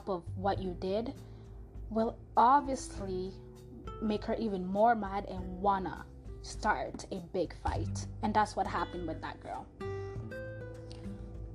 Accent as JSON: {"language": "English", "town": "Montreal", "region": "Quebec", "country": "Canada", "tie": "born or raised there", "first_language": "French", "second_language": "English", "moved": "yes", "lives_now": "Toronto, Canada", "said": "the city and country I was born in, which is Montreal, Canada."}